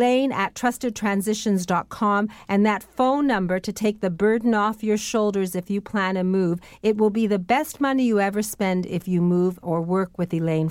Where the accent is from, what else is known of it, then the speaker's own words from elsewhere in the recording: Welland, Ontario, Canada; I was brought up in the Southern Great Lakes in Welland, and there's all sorts of wonderful things happening in Niagara and in Buffalo.